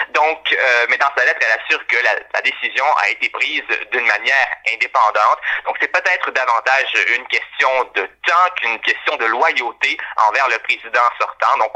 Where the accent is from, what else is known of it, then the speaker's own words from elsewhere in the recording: Canada; en tant que Canadien